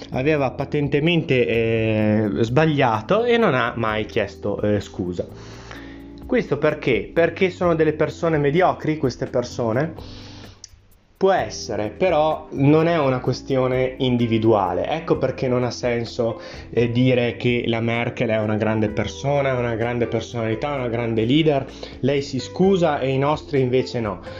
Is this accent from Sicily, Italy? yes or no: no; Trentino-Alto Adige, Italy; Sì, sono un italiano anch'io, ma sono trentino, da, da, eh, che deriva, che viene da una famiglia trentina e quindi noi abbiamo una cultura che è in parte differente eh, rispetto a quella italiana perché siamo stati austro-ungarici